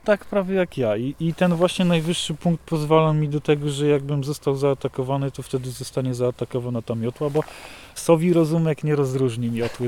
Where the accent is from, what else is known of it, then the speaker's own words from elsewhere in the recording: Nowy Targ, Lesser Poland, Poland; jako mały chłopak, kiedy patrzyłem, jak małe puszczyki tutaj wyglądały na mnie